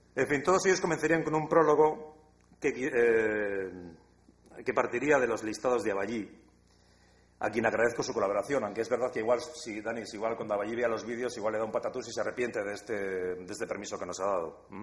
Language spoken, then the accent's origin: Spanish; Basque Country, Spain